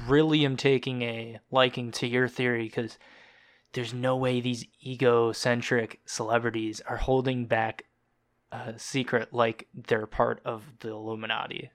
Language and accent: English; Georgia, United States; now in Wisconsin, United States; I was born in Georgia